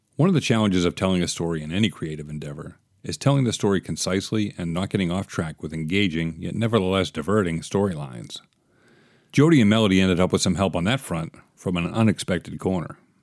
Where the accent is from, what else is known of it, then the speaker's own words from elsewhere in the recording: East Coast, United States; I'm from the East Coast myself